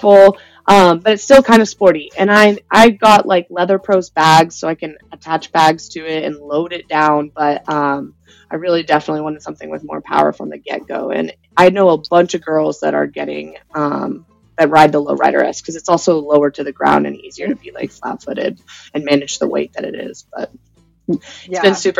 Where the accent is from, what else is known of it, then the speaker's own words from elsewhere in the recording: College Station, Texas, United States; also born or lived in Bali, Indonesia; now in Las Vegas, United States; grew up in Central Texas, College Station area